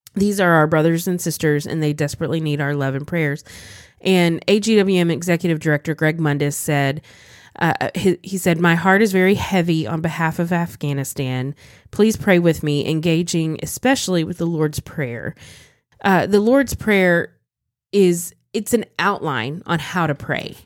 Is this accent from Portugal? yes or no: no; United States; as an American Christian